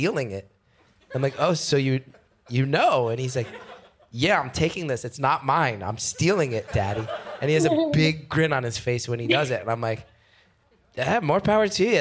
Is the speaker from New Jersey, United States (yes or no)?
yes; New Jersey, United States; I'm from New Jersey